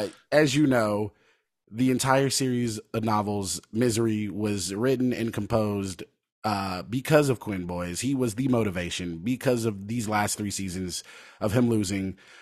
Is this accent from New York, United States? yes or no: no; Lynchburg, Virginia, United States; Yeah, when I tell people I'm from Lynchburg, Virginia, they're like, what? It's called Lynchburg?